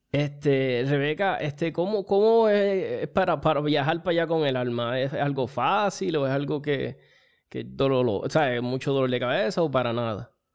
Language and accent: Spanish; Chicago, Illinois, United States; moved away; also born or lived in Puerto Rico; yo nací en Chicago y tengo muchas amistades por allá y familia